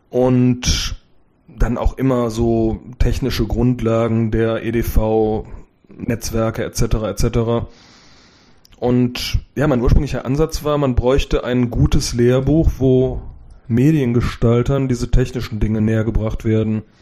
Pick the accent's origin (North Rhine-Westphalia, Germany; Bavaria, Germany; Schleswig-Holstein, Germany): North Rhine-Westphalia, Germany; Cologne; Ich bin 45 Jahre alt, geboren in Köln, lebe da immer noch mit meiner Familie